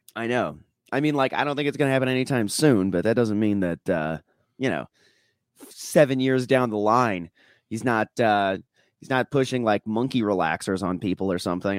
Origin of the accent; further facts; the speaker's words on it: Minnesota, United States; I'm from Minnesota